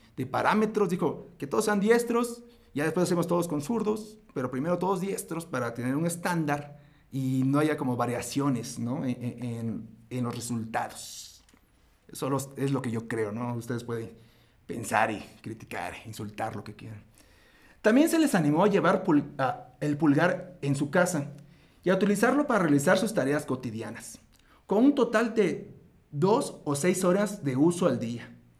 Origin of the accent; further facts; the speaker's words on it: Mexico; nosotros, los mortales mexicanos